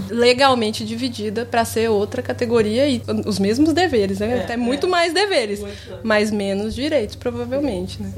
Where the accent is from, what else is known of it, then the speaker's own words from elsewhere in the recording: Sete Lagoas, Minas Gerais, Brazil; moved away as an adult; also born or lived in Belo Horizonte; now in The Hague, Netherlands; Mas originalmente vinda de Sete Lagoas, morando há cinco anos em Haia, na Holanda.